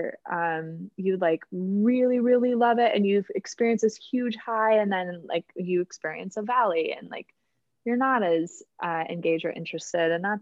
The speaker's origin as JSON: {"language": "English", "town": "Minneapolis", "region": "Minnesota", "country": "United States", "tie": "born or raised there", "said": "I grew up in Minneapolis. That's where I'm from."}